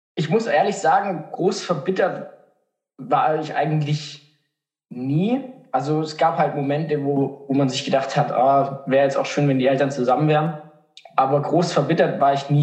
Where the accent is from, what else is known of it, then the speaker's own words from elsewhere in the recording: Markdorf, Baden-Württemberg, Germany; ich komme aus Markdorf